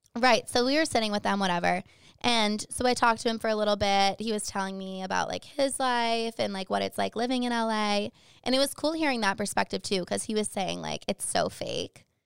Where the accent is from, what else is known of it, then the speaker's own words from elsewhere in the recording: Boston, Massachusetts, United States; I'm from Boston